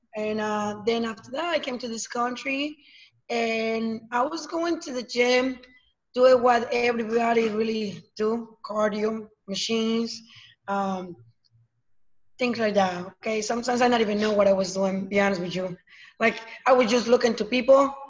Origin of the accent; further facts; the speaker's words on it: Mexico; moved away; I'm coming from Mexico, so um, my family is over there